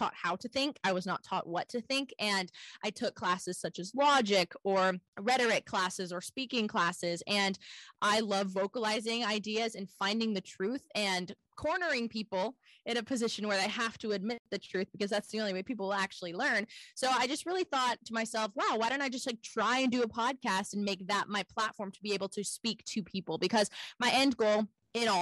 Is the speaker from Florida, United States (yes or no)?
no; Houston, Texas, United States; also born or lived in Los Angeles; I grew up homeschooled in Texas, in Houston, actually